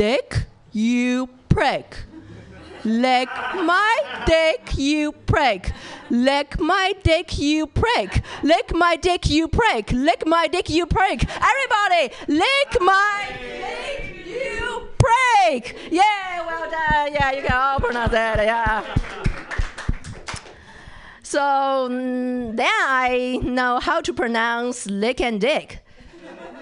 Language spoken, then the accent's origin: English; China; accent: Chinese English; English is a second language; moved away as an adult; now in California, United States; I'm from China.